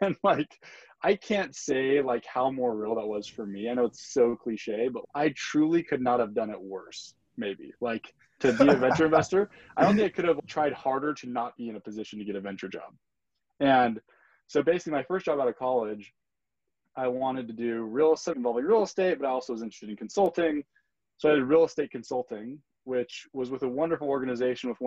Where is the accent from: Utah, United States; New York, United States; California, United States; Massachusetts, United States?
Utah, United States; also born or lived in Brazil / Brasilia, Brazil; grew up in Utah